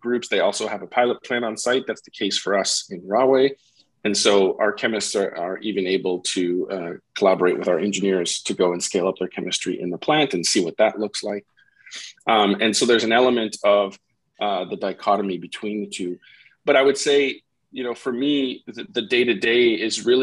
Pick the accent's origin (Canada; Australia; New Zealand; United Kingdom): Canada; about an hour outside Montreal, Quebec; moved away as an adult; now in New Jersey, United States; I grew up about an hour outside Montreal, so it's not my hometown